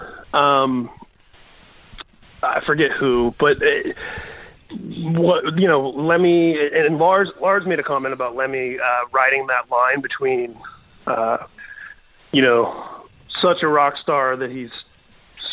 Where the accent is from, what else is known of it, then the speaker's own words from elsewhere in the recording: Indianapolis, Indiana, United States; now in Inland Empire, United States; I grew up in Indianapolis, the South Side